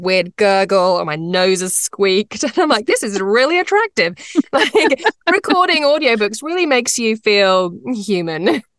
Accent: United Kingdom; moved away as an adult; also born or lived in London; now in North America; I am British, but I live in North America. And I actually used to be a lawyer in England, in London

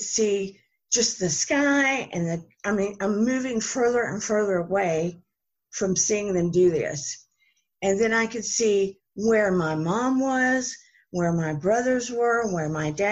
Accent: the South, North Carolina, United States; accent: Southern; now in Georgia, United States; of course you can tell by the accent, I'm from the South, and this particular area was North Carolina. I'm in Georgia now

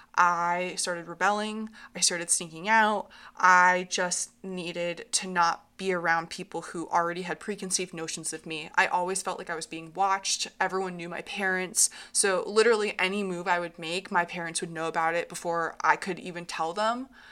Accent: Hartland, Vermont, United States; I grew up in Heartland, Vermont.

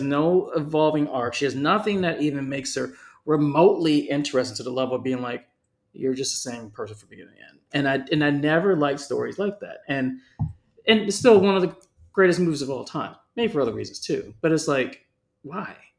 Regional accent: California, United States; moved away; I grew up in California

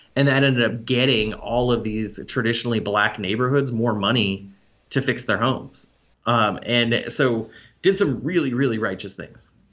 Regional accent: Arlington, Texas, United States; moved away; also born or lived in Boston; I'm from Arlington, Texas.

